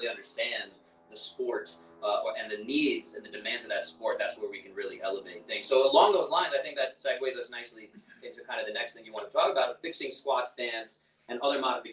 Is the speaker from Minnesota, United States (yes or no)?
no; New York, United States; I'm from New York